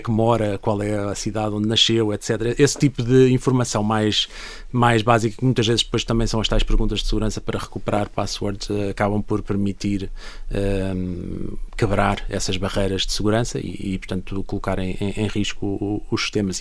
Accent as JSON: {"language": "Portuguese", "country": "Portugal", "said": "nós como portugueses estando em Portugal"}